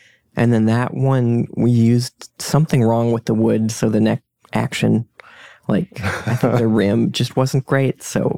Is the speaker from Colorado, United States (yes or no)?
yes; Denver, Colorado, United States; I'm from Denver, Colorado.